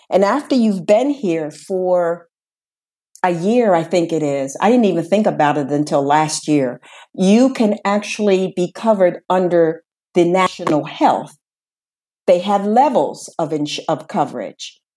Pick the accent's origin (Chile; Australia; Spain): Spain; English is a second language; if I have to come back to my home country, which they say is Spain, and they will see that I get there if I have to come back